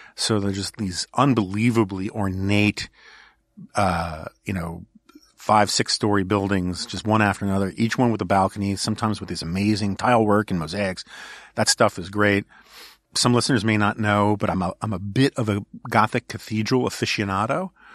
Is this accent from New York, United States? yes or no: yes; New York City, New York, United States; now in Washington, D.C., United States; I grew up in New York City.